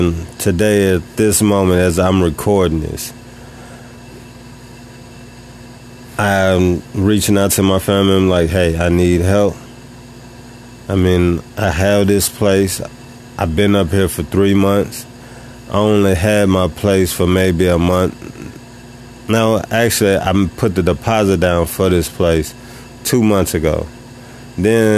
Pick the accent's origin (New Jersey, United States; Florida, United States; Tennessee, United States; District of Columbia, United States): Tennessee, United States; I moved to a new city that's 3 hours and 30 minutes away from my hometown. I'm still in Tennessee